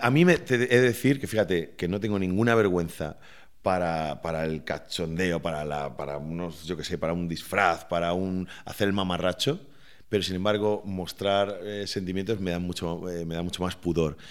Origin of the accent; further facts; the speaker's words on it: Valencian Community, Spain; ese carácter festivo de, los valencianos y, mío en particular